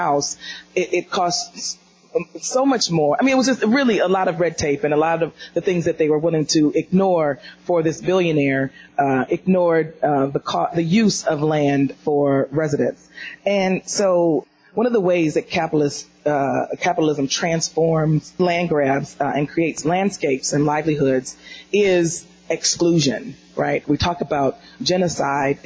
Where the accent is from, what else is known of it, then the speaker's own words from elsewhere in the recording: Detroit, Michigan, United States; I'm from Detroit